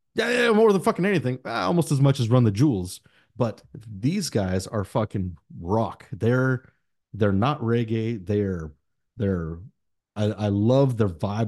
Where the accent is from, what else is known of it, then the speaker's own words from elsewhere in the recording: United States; English is a second language; I was born here in the United States, first gen